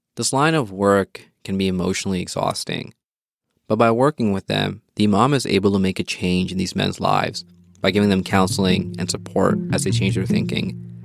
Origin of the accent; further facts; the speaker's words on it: Edmonton, Alberta, Canada; moved away as an adult; now in Calgary, Canada; I was living in Edmonton, my hometown